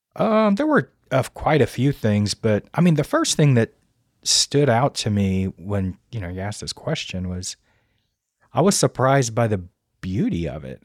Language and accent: English; Louisiana, United States; moved away as an adult; now in Virginia, United States; I'm originally from Louisiana